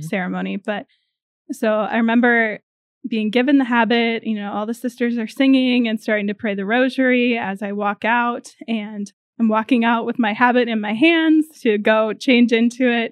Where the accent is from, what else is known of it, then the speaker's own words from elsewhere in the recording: north of Rochester, southeast Minnesota, United States; moved away as an adult; also born or lived in Indiana; I am originally from Minnesota, southeast Minnesota, a little bit north of Rochester